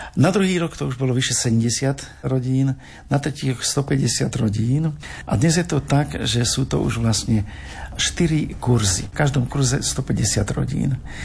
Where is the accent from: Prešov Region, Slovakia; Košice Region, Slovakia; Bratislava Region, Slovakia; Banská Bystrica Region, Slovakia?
Bratislava Region, Slovakia; Senec; moved away as an adult; also born or lived in Dubnica nad Váhom / Žilina / Sabinov; now in Partizánske, Slovakia; ja som zo Senca, Senec pri Bratislave